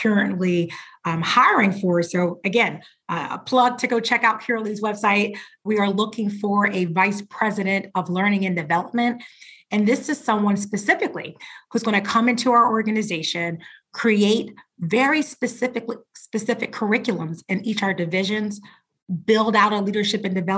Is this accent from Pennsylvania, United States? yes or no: yes; Philadelphia, Pennsylvania, United States; I grew up in Philadelphia